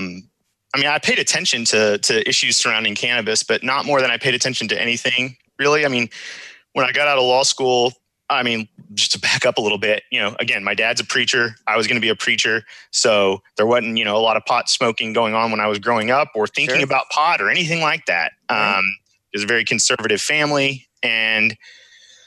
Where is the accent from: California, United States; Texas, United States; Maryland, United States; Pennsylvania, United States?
Texas, United States; Houston; I'm from Houston, Texas